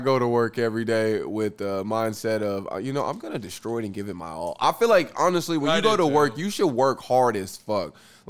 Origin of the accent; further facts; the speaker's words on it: Muskogee, Oklahoma, United States; was from Muskogee? Shout out my hometown